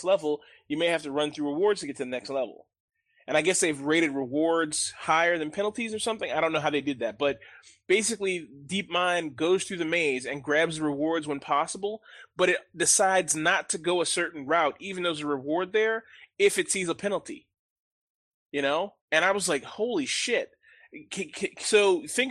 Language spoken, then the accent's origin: English; Montgomery County, Maryland, United States; The suburbs of the wealthy suburbs of Montgomery County, Maryland, second richest county in the United States